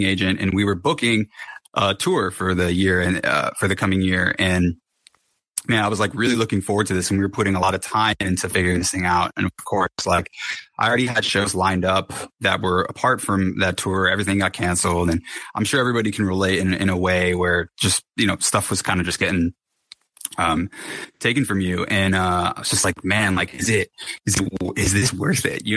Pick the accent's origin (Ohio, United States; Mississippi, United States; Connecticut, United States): Connecticut, United States; moved away as an adult; also born or lived in Los Angeles; I'm from Connecticut. I moved to Los Angeles